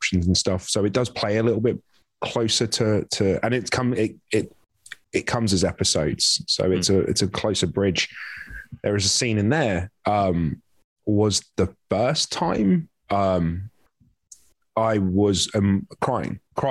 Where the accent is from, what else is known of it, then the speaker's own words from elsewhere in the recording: London, United Kingdom; moved away as an adult; also born or lived in Vancouver, Canada; now in Los Angeles, United States; London's the only place I'd ever been. I grew up there. I'm from Wembley